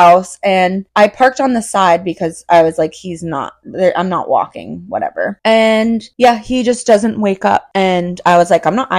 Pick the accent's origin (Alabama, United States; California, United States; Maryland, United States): California, United States; Redwood City; I grew up in Redwood City, California.